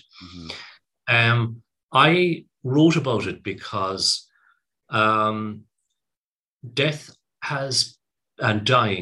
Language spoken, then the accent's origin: English; Cork, Munster, Ireland; moved away as an adult; also born or lived in United Kingdom; I'm from Cork. I went to medical school in Cork